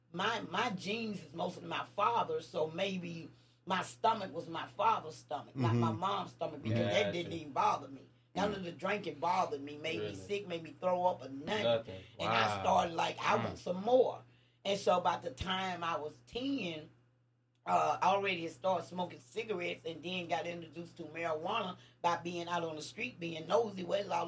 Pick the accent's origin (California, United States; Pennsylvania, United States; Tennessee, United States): Tennessee, United States; Nashville; also born or lived in Bellevue, Tennessee; I grew up in Nashville